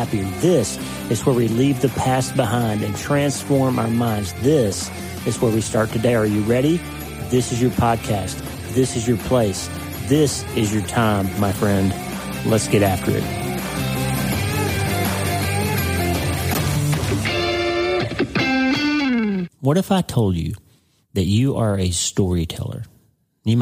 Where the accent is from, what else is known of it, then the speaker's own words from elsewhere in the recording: Broken Bow, Oklahoma, United States; moved away as an adult; also born or lived in Pittsburgh; my little hometown, 2,000 people, Broken Bow, Oklahoma